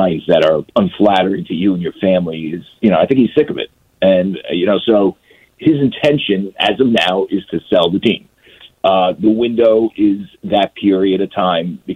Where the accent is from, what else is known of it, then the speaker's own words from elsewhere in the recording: United States; I grew up in the New York area